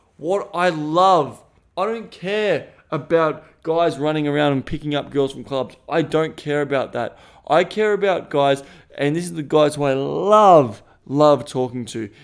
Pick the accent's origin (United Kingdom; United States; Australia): Australia; accent: Australian; first language English; My first language is Australian.